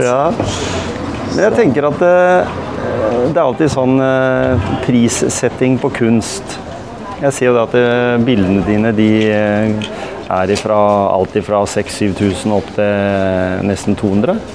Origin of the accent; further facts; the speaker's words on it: Gimsøy, Telemark, Norway; also born or lived in Gråten; Jeg vokste opp på Gjemse